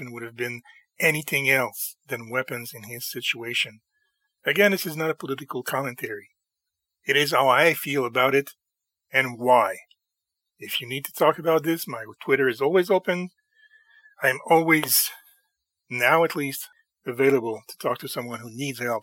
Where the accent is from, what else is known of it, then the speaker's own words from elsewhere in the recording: Canada; I'm Canadian and we're not a weapons or guns culture